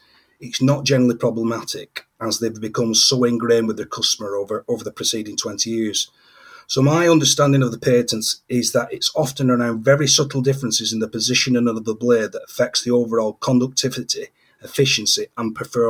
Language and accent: English; United Kingdom; Yes, being British, it's easy to assume that the whole world enjoys, you know, a nice cup of tea.